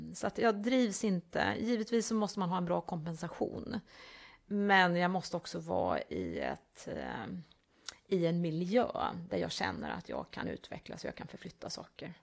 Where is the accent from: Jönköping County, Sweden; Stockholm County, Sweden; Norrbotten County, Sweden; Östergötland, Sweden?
Östergötland, Sweden; outside Linköping; also born or lived in Älmhult / Delhi, India / Hong Kong / Singapore; now in Malmö, Sweden; Jag växte upp i Östergötland, eh, lite utanför Linköping